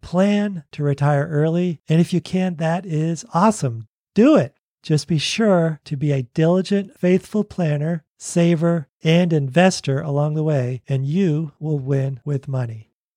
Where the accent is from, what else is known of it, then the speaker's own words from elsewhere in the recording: Boston, Massachusetts, United States; also born or lived in Oregon / California; now in Tennessee, United States; I grew up in Boston. We lived in Oregon. We lived in California and now Tennessee.